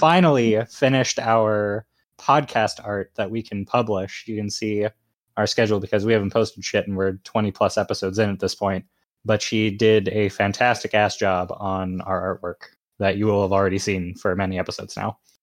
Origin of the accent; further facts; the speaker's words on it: Boston, Massachusetts, United States; I am a Bostonian